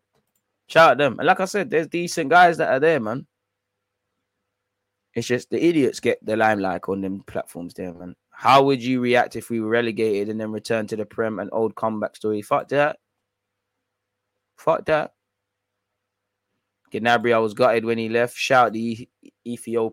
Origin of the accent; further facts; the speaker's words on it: London, United Kingdom; I grew up in North London, closer to the Spurs ground